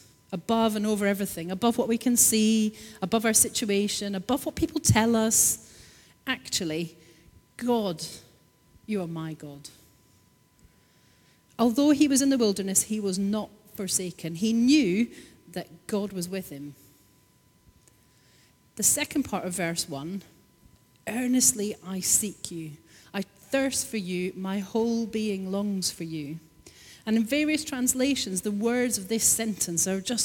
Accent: Scotland, United Kingdom; I'm Scottish

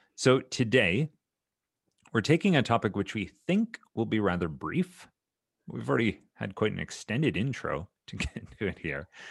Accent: Ontario, Canada; growing up in Canada, both as a student in Ontario and then later as a teacher

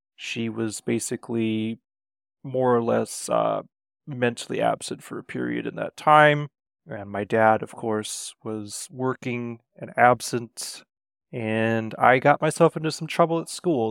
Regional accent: Renton, Washington, United States; I was born in Renton, Washington, to two loving parents

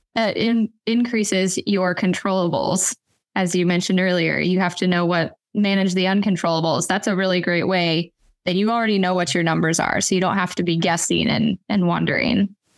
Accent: Western Kansas, United States; moved away; I'm from Western Kansas originally

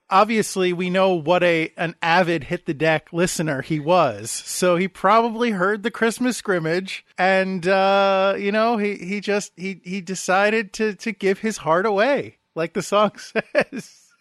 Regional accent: United States

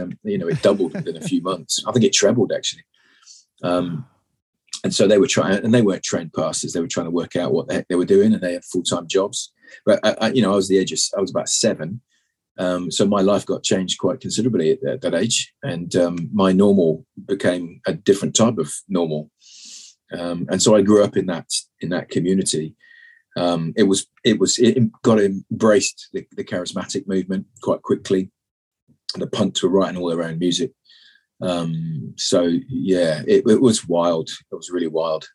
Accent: Malvern, West Midlands, United Kingdom; now in Tauranga, New Zealand; I'm English and grew up in the West Midlands in a beautiful town called Malvern, which is about 7 miles from Worcester.

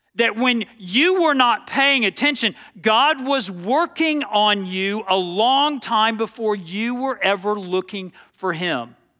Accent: Dallas, Texas, United States; I grew up playing tennis in Dallas, Texas

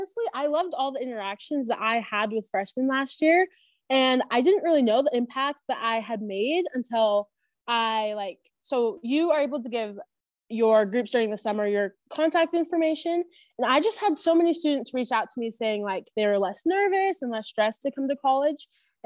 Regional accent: Liberty, Utah, United States; I'm a sophomore this year, and I'm studying recreation administration, and I am from Liberty, Utah.

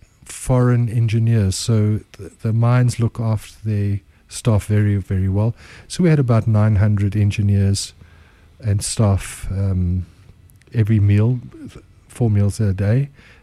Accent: United Kingdom; accent: British; I should have been on the blue trains, but I think my accent was a little bit too British.

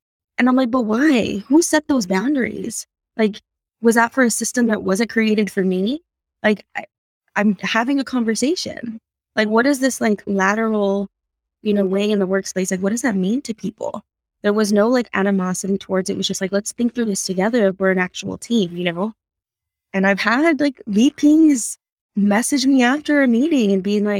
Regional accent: San Antonio, Texas, United States; I grew up on the South Side, but like I mentioned, my dad was a janitor on the east side of San Antonio.

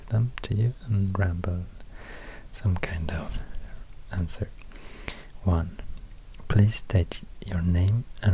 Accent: Sweden; accent: Swedish; first language Swedish; English is a second language; I speak English in a Swedish accent, so I don't speak my first language

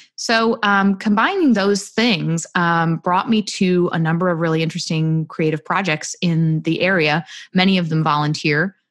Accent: rural central New York, United States; I grew up in very rural central New York in a very small town

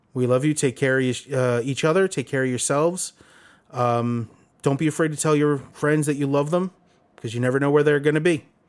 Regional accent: New York City, New York, United States; growing up in Brooklyn

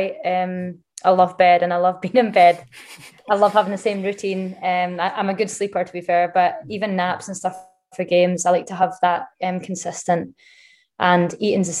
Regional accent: Scotland, United Kingdom; moved away; also born or lived in Germany / England; I'm Scottish through and through

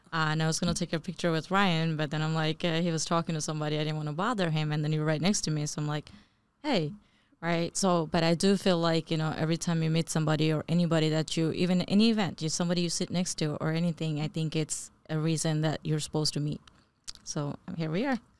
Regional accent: New Jersey, United States; also born or lived in Bangladesh; I was born in Bangladesh and uh, but grew up pretty much most of my life really in New Jersey

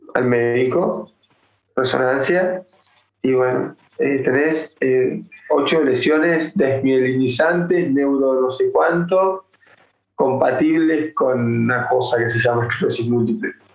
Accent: Ushuaia, Tierra del Fuego, Argentina; yo soy de la provincia, yo soy de Ushuaia, de Tierra del Fuego, del fin del mundo.

